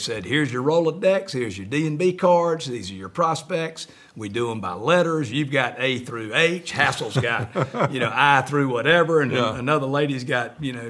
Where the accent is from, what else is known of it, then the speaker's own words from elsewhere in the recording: Greenville, South Carolina, United States; I'm from Greenville, South Carolina.